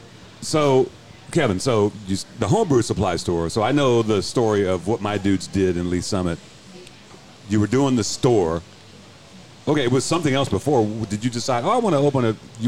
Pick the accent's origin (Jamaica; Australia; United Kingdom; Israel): Jamaica; Well, I'm Jamaican, so there's that.